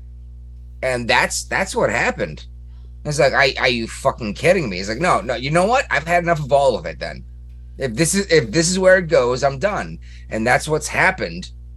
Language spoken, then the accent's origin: English; United States